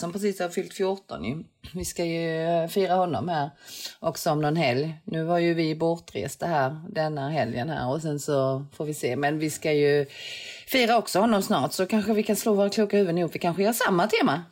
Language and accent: Swedish; Sweden; also born or lived in London; jag som är svensk